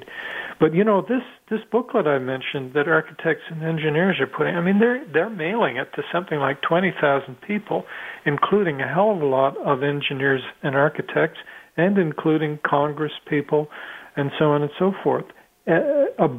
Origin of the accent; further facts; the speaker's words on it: Canada; I'm Canadian